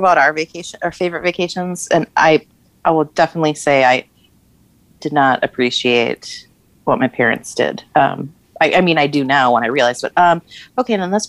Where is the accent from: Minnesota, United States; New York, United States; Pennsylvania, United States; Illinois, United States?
Minnesota, United States; Because we're Minnesotan.